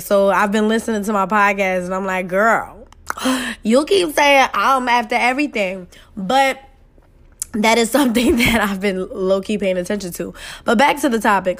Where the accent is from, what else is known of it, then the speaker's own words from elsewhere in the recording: New York City, New York, United States; I'm that girl from Queens, New York, who parents struggle to y-, y-, make ends meet and make sure I had what I had.